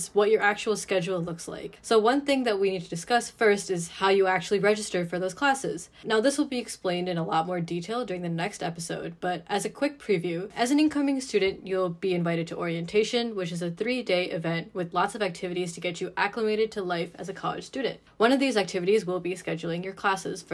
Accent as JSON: {"language": "English", "town": "Troy", "region": "Michigan", "country": "United States", "said": "I am currently a junior from Troy, Michigan"}